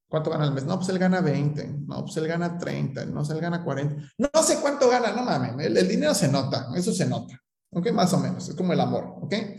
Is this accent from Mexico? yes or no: yes; Mexico